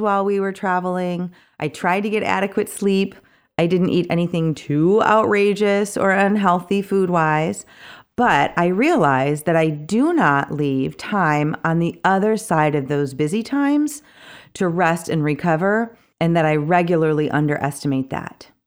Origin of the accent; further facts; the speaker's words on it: Kalamazoo, Michigan, United States; moved away; my hometown of Kalamazoo